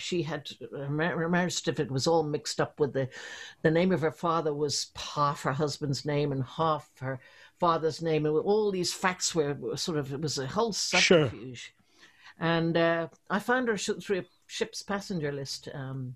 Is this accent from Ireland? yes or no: yes; Ireland; also born or lived in London / Belgium; now in Dublin, Ireland; at heart, I'm an Irish girl.